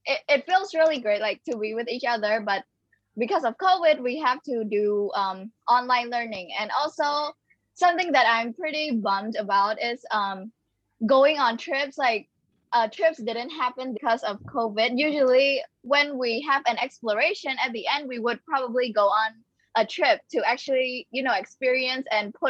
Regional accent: Cambodia; also born or lived in Phnom Penh; I am from Cambodia, and I currently live in Phnom Penh

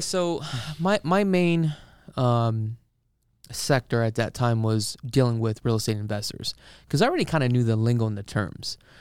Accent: Honolulu, Hawaii, United States; now in Las Vegas, United States; originally, um, I am from Honolulu, Hawaii, and, uh, I actually moved up here about twenty years ago

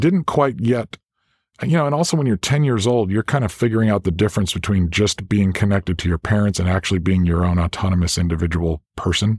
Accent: South Central and Central Illinois, United States; I grew up in South Central and Central Illinois, kind of in the country there

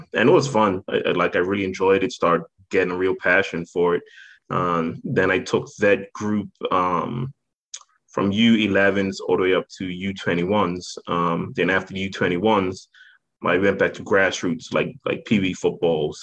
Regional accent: Bermuda; accent: British; moved away as an adult; born and raised in Bermuda

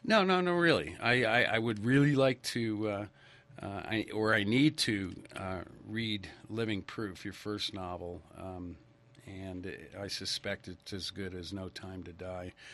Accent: Stamford, Connecticut, United States; I grew up in Stamford, Connecticut

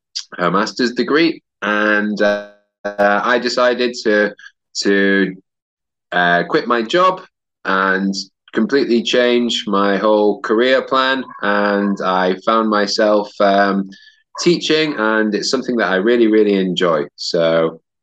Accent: York, Yorkshire and the Humber, United Kingdom; also born or lived in Edinburgh; now in Barcelona, Spain; I'm from York, which is in the north of England

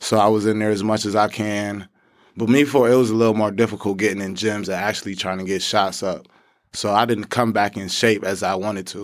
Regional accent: Rochester, New York, United States; I'm from Rochester, New York.

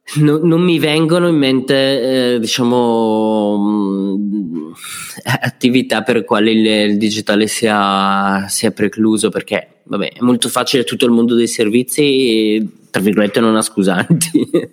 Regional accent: Brescia, Lombardy, Italy; sono bresciano

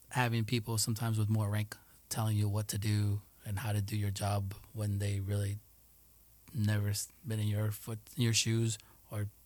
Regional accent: Colombia; growing up in Colombia for certain years the little town is pretty close, tight knit with each other.

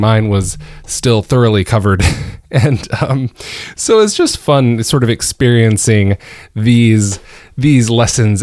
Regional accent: Georgia, United States; now in Northern Virginia, United States; born and raised in Georgia

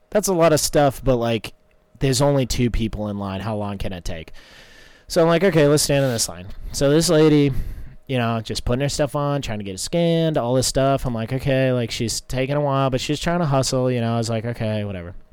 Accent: North Carolina, United States; I figured it was because I'm like from North Carolina.

